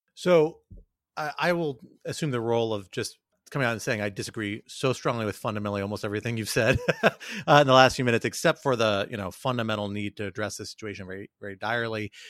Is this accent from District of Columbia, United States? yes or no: yes; Washington, District of Columbia, United States; also born or lived in New York; a native Washingtonian who loves my hometown